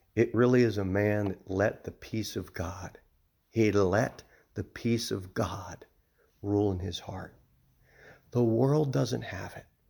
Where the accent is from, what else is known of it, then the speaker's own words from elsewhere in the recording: New Jersey, United States; moved away; I'm from, I'm from New Jersey